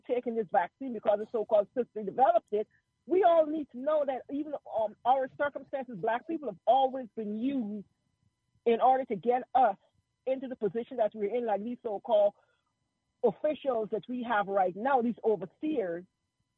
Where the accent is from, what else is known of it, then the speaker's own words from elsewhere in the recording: Georgia, United States; moved away as an adult; now in Dallas, United States; I'm originally from Georgia. I was in your fourth district.